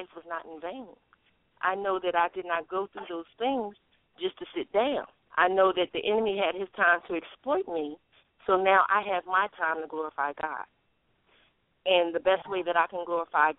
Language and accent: English; Philadelphia, Pennsylvania, United States; also born or lived in Norfolk, Virginia; now in South Carolina, United States; I'm currently in South Carolina, but I come from Philadelphia, born and raised.